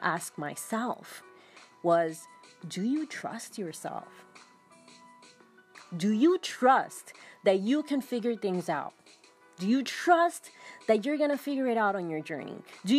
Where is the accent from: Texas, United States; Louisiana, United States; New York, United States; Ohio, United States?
New York, United States; New York City; When I was about 5 years old, my family moved to another apartment in the Bronx. I grew up in New York City.